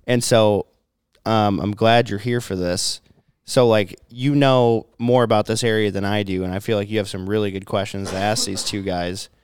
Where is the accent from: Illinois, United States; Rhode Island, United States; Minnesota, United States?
Minnesota, United States; I'm Minnesotan